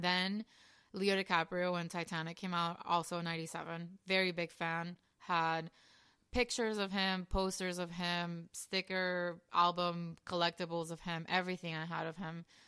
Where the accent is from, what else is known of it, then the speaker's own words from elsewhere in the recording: Venezuela; also born or lived in Colombia; now in Miami, United States; I was born in Venezuela, but my mom is Colombian